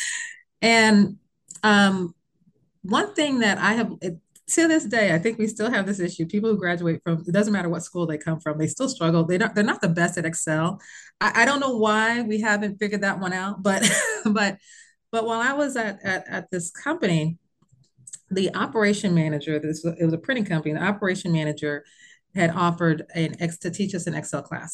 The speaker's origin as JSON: {"language": "English", "town": "Bloomington", "region": "Indiana", "country": "United States", "moved": "as an adult", "said": "I was from Bloomington, Indiana"}